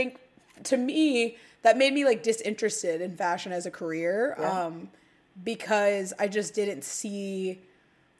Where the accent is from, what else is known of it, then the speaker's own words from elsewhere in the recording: Midwest, United States; we're both from the Midwest and we were in the Midwest